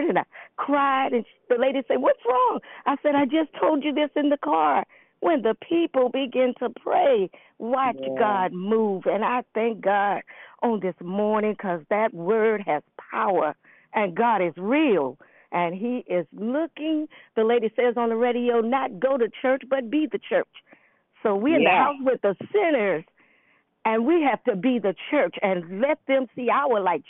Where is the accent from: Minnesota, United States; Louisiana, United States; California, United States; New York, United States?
Louisiana, United States; New Orleans; I'm from New Orleans